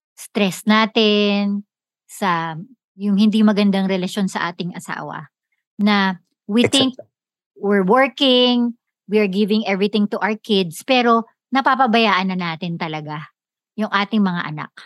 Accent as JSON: {"language": "Tagalog", "country": "Philippines", "said": "tayo sa kultura natin bilang Pilipino"}